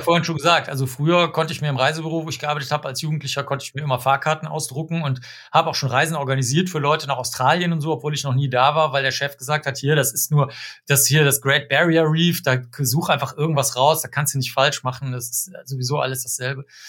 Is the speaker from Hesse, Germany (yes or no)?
no; Cologne, North Rhine-Westphalia, Germany; ich bin in Köln aufgewachsen